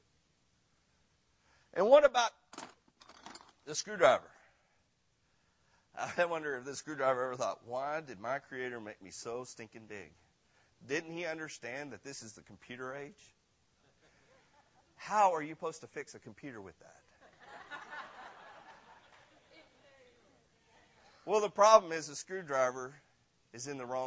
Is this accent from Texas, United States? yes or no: yes; Granbury, Texas, United States; I'm from Granbury, Texas